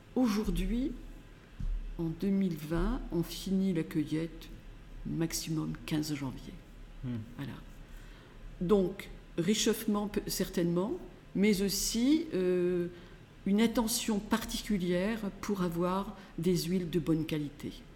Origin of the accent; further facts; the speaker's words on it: Grasse, Provence-Alpes-Côte d'Azur, France; je suis née à Grasse, dans le quartier Saint-Jean, tout près d'ici, en, en, 1947